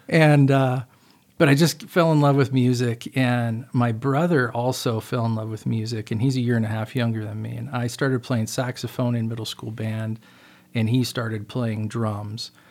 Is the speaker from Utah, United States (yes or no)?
yes; Utah, United States; moved away; also born or lived in Seattle, Washington; I was born in Utah, uh, grew up there as a little kid